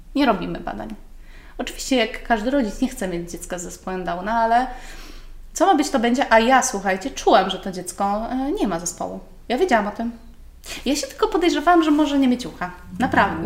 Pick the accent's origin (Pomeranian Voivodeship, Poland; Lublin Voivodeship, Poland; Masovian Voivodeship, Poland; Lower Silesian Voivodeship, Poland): Masovian Voivodeship, Poland; Garwolin; ja jestem, w ogóle pochodzę z Garwolina, więc dojeżdżałam przez całą